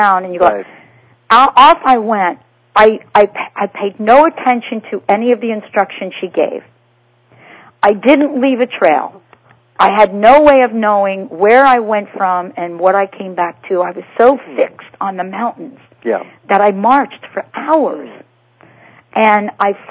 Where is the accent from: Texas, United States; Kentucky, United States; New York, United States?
New York, United States; I'm from New York.